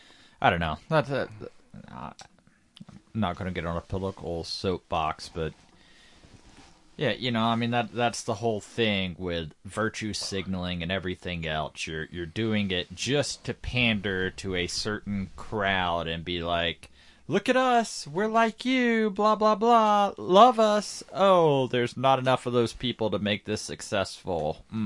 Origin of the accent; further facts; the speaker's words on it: Georgia, United States; I mean, shit, you know, I grew up in Georgia.